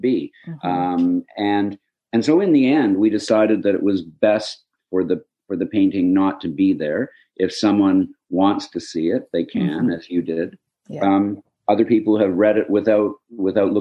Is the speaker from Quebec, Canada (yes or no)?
no; Hamilton, Ontario, Canada; my corner of Hamilton, where I grew up